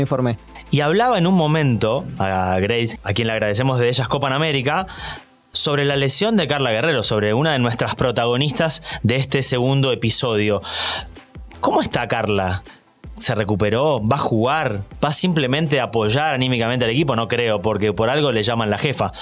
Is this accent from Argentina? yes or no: yes; Argentina; Yo lo digo como argentino